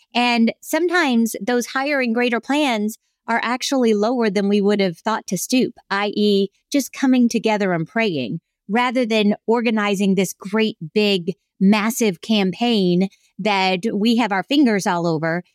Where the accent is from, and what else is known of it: South Carolina, United States; born or raised there